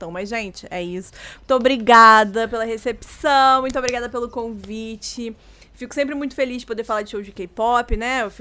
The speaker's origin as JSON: {"language": "Portuguese", "country": "Brazil", "said": "E olha que eu sou brasileiro"}